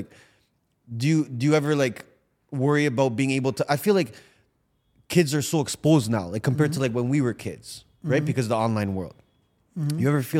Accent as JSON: {"language": "English", "town": "Toronto", "region": "Ontario", "country": "Canada", "said": "I'm from Toronto."}